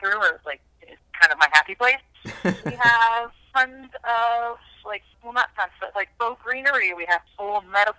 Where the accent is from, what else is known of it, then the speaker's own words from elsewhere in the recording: Woodbine, Georgia, United States; moved away as an adult; also born or lived in New York; now in Savannah, United States; I'm from Woodbine, Georgia, which is just 100 miles south of here